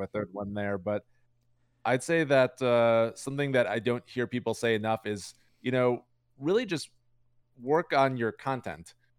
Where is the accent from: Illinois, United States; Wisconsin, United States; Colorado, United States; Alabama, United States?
Illinois, United States; Chicago; I'm from Chicago.